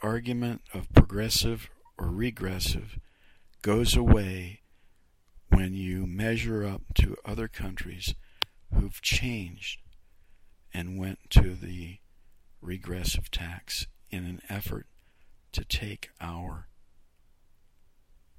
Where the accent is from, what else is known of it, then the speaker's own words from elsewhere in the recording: Youngstown, Ohio, United States; now in Lansing, United States; I'm from, my hometown is Youngstown, Ohio